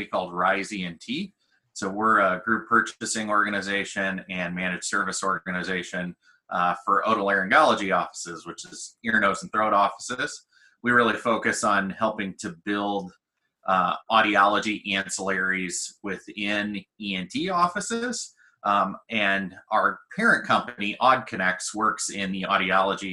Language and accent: English; New Baden, Illinois, United States; I grew up in the country in a little town called New Baden, Illinois